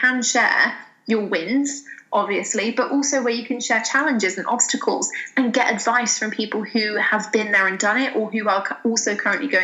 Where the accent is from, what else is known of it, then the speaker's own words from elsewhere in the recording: United Kingdom; I have a cup of tea because I'm British.